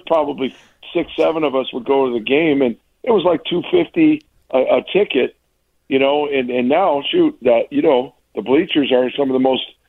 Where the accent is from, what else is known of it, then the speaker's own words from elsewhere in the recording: Chicago, Illinois, United States; also born or lived in Milwaukee, Wisconsin; when I was born in Milwaukee, my dad was dean of med at Marquette, and I was born in 66. We moved to Chicago when he got the dean of students job